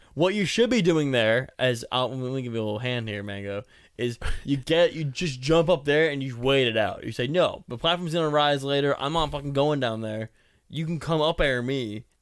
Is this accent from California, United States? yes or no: no; Boston, Massachusetts, United States; I'm from Boston